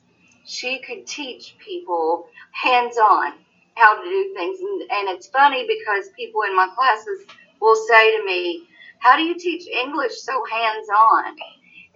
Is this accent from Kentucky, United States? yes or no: yes; Knott County, Kentucky, United States; I was born and raised right here in Knott County.